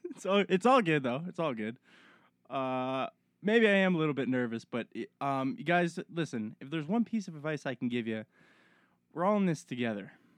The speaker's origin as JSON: {"language": "English", "town": "Halifax", "region": "Nova Scotia", "country": "Canada", "moved": "yes", "lives_now": "British Columbia, Canada", "said": "I'm from Halifax, Nova Scotia."}